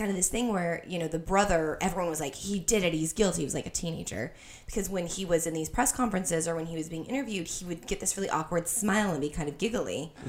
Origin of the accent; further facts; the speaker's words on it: Colorado, United States; I grew up in Colorado